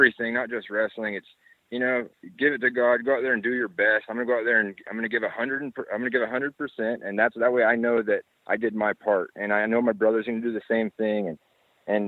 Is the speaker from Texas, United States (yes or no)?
yes; Texas, United States; now in Hawaii, United States; that I'm from Texas